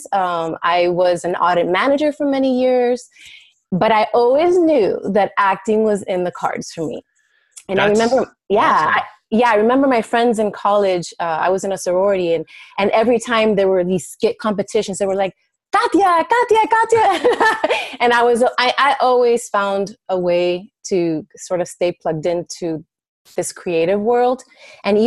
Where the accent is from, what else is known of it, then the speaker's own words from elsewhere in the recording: Miami, Florida, United States; first language Spanish; English is a second language; moved away as an adult; now in Chicago, United States; I was born and raised in Miami, Florida